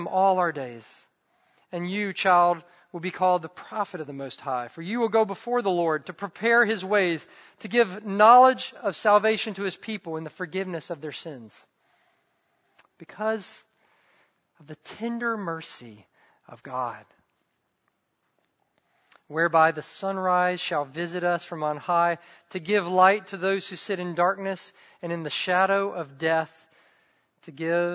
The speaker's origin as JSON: {"language": "English", "region": "the South", "country": "United States", "tie": "born or raised there", "said": "I grew up in the South"}